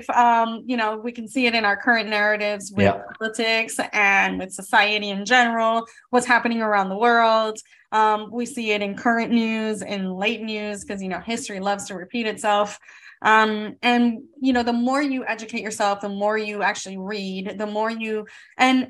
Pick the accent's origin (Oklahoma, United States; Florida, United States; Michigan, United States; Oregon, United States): Florida, United States; South; growing up in South Florida, it's the melting pot of America